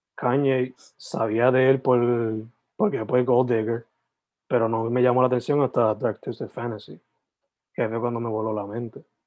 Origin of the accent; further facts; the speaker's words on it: Sabana Grande, Puerto Rico; moved away as an adult; now in Carolina, Puerto Rico; Yo soy original de Sabana Grande, San Germán, pero me tuve que mover para Carolina